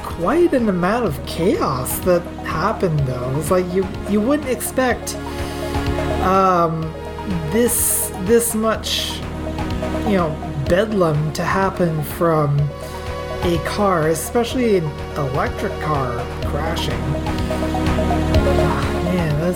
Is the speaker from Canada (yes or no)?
yes; Atlantic Canada, Canada; I come from Atlantic Canada. I come from backwoods Atlantic Canada